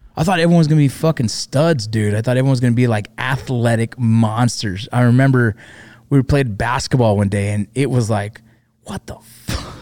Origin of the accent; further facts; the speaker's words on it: Los Angeles, California, United States; I grew up, I was born eighty-one, so I grew up there